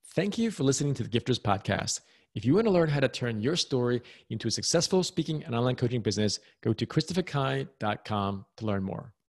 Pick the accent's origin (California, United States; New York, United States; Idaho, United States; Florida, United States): New York, United States; I was born and raised in New York